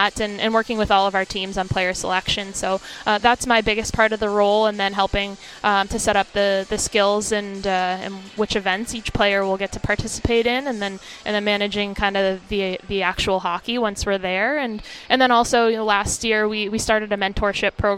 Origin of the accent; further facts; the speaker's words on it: Boston, Massachusetts, United States; I grew up in the Boston area